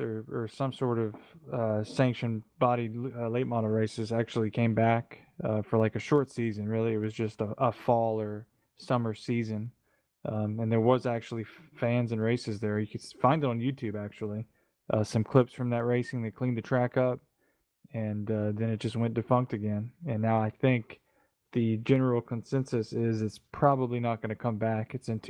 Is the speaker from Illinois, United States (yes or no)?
no; North Carolina, United States; most everybody on the inside of the team knows that we grew up in and around Wilkes County, North Wilkesboro, Wilkesboro, and then up in the Blue Ridge Mountains there.